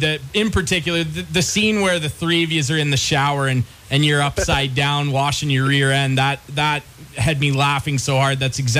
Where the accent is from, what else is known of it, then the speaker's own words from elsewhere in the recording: Arthur, Ontario, Canada; growing up in small town, Farmville, wherever in Ontario, especially. And I grew up in Arthur, which is only 20 minutes away from Listowel.